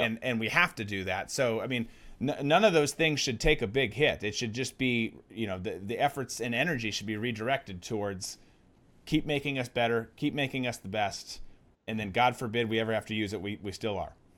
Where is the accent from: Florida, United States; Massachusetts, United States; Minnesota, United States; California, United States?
Minnesota, United States; I'm from Minnesota